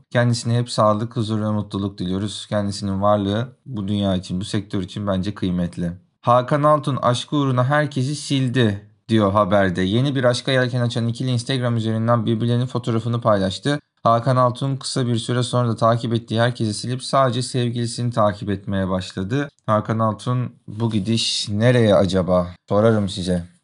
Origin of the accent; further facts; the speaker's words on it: Turkey; Bas bas gururla bağırıyorum baba memleketim Malatya diye ve ailemin diğer üyelerinin de kökeninin neresi olduğunu ama asıl önemlisi ben Türkiye'liyim diyorum.